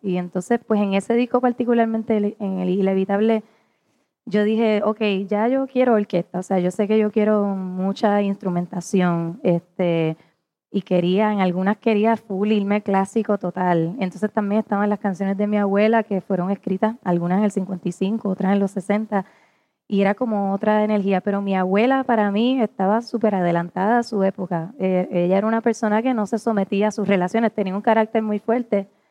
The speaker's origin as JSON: {"language": "Spanish", "country": "Puerto Rico", "said": "nosotros como puertorriqueños"}